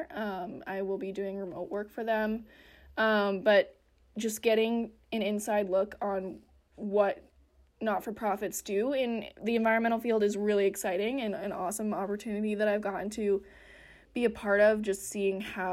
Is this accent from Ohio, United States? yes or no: no; Western Colorado, United States; I grew up in Western Colorado